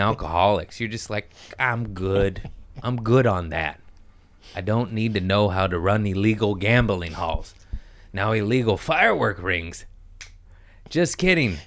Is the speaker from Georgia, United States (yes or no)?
no; Los Angeles, California, United States; I'm from Los Angeles